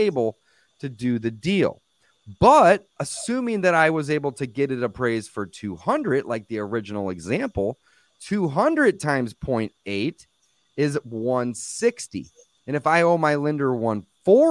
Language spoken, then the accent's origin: English; St. Louis, Missouri, United States; I'm in St. Louis, Missouri. I was born and raised here